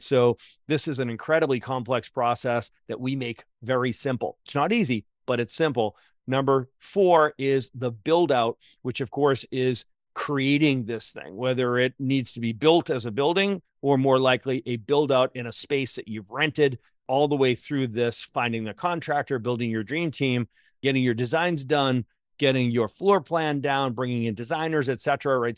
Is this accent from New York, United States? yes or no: no; Boston, Massachusetts, United States; also born or lived in Atlanta; I'm from Boston